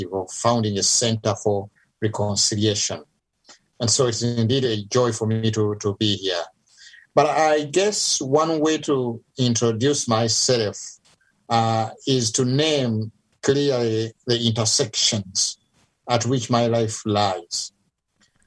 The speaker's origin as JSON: {"language": "English", "country": "Uganda", "moved": "yes", "lives_now": "United States", "said": "I'm from Uganda, Africa, but I live in the U.S., so I'm both African, I guess, and American."}